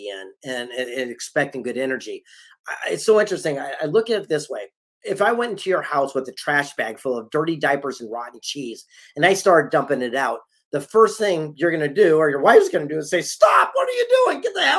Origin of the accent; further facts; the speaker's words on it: San Diego, California, United States; I'm from San Diego